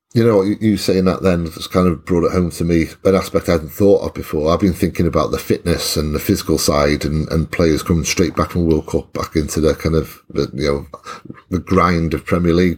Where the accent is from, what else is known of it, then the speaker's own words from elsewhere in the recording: Welsh, Wales, United Kingdom; I'm Welsh